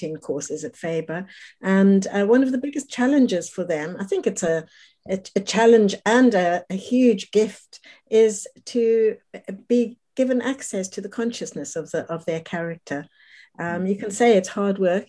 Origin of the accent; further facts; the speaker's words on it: South Africa; moved away as an adult; now in London, United Kingdom; They were both Holocaust survivors who came to live in South Africa, where I grew up